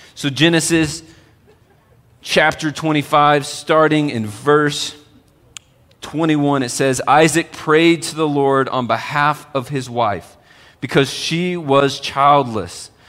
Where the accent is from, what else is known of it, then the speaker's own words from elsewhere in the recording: Texas, United States; moved away as an adult; now in Colorado, United States; when I first moved to Colorado. I'm from Texas